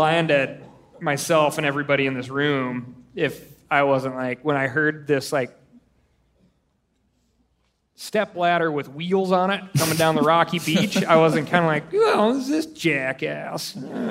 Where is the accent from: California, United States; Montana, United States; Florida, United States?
Montana, United States; I'm like, I'm from Montana.